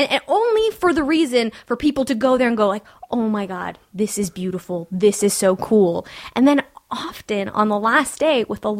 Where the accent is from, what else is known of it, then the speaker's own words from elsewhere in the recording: California, United States; I'm from California.